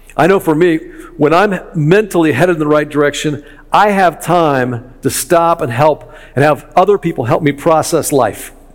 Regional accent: Chicago, Illinois, United States; I'm from Chicago

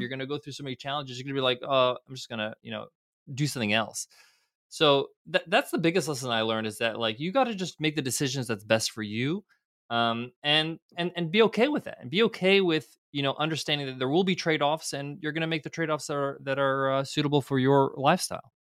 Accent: United States; I was fortunate enough to grow up in them, in America where both my parents were immigrants, they're both came from Egypt, I was born in the States

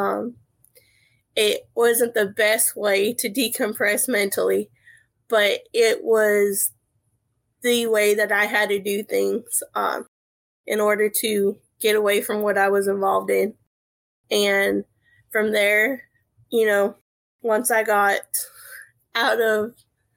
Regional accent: Central California, United States; moved away as an adult; now in South Carolina, United States; I was born and raised in Central California. I left there in 2010, and I've never been back.

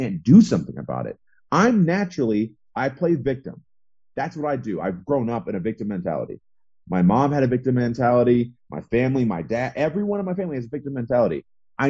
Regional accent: Midwest, United States; I grew up in the Midwest

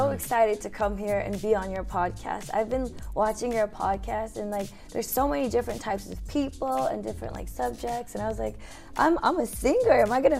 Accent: Yokohama, Kanagawa, Japan; I was born in Yokohama.

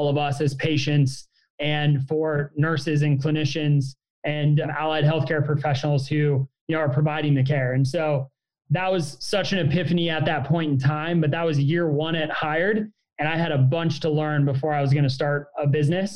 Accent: Springfield, Illinois, United States; moved away as an adult; also born or lived in San Francisco; I grew up in Springfield, Illinois.

